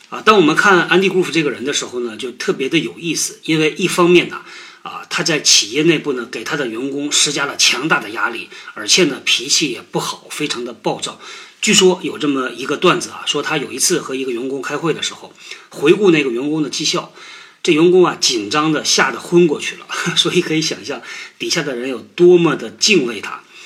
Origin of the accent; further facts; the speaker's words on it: China; 我们中国人